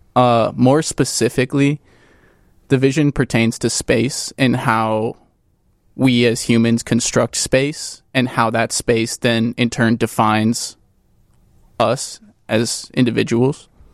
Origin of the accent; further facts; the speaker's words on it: Crystal Lake, Illinois, United States; moved away; I'm, uh, initially from Crystal Lake, Illinois, a northwest suburb